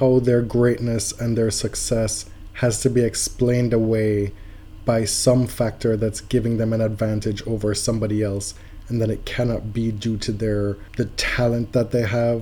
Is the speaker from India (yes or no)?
no; Jamaica; moved away; also born or lived in United States; Me growing up and growing up in Jamaica, honesty was a huge, huge part of the social fabric, the texture of being a Jamaican